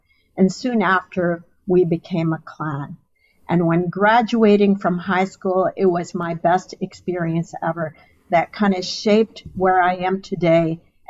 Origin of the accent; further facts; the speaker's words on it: Dhahran, Eastern Province, Saudi Arabia; also born or lived in Khobar; But I was born in the Aramco Hospital, studied in its schools.